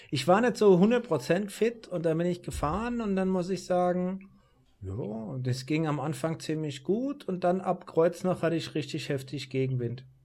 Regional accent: Rhenish Hesse, Rhineland-Palatinate, Germany; ich bin ja hier als Lokalpatriot

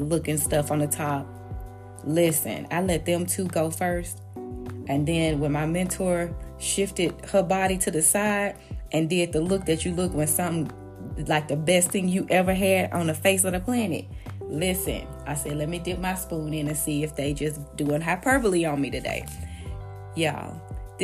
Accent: Memphis, Tennessee, United States; I'm from Memphis

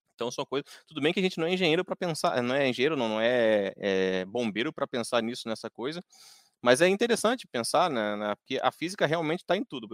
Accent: Rio de Janeiro, Brazil; moved away; Eu que sou lá do Rio de Janeiro

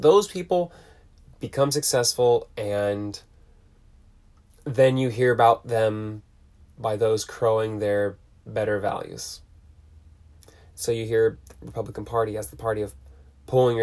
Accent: Huntington Beach, California, United States; Growing up in Huntington Beach

